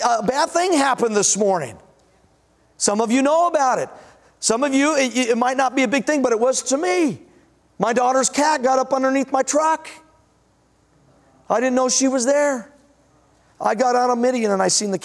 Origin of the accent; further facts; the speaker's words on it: Denver, Colorado, United States; moved away; also born or lived in Washington; I was born in Denver